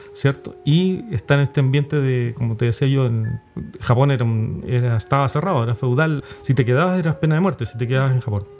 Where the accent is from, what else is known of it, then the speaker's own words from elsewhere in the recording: Chile; nuestra colonia chilena